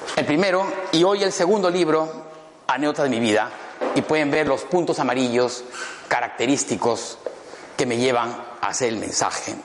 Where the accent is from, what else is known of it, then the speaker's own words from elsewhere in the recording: Cusco, Peru; also born or lived in Madrid, Spain; now in Lima, Peru; Yo soy peruano, cusqueño